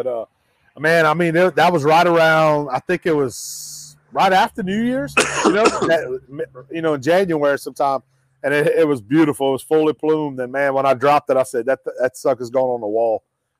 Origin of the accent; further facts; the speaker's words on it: Evangeline Parish, Louisiana, United States; I grew up in Evangeline Parish, and my parents, where they lived off of Highway 167, we had Miller's Lake, which was a lease lake for duck hunting. It's a family-owned and operated lake.